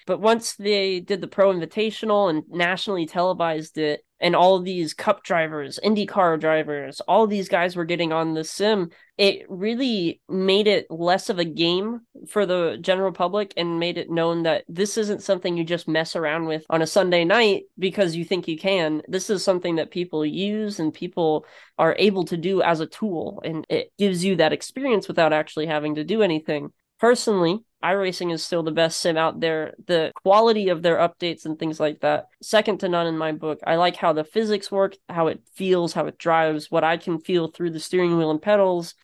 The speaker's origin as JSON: {"language": "English", "region": "Florida", "country": "United States", "tie": "born or raised there", "moved": "yes", "lives_now": "North Carolina, United States", "said": "Growing up in Florida"}